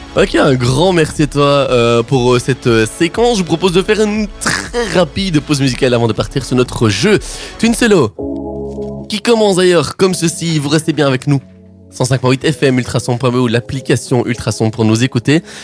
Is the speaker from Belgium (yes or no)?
yes; Liège, Wallonia, Belgium; je suis liégeois